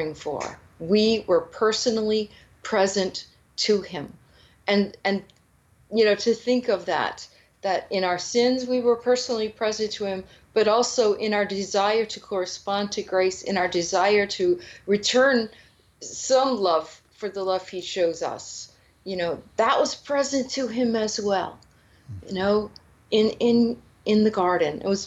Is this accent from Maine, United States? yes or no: no; New Orleans, Louisiana, United States; I grew up in New Orleans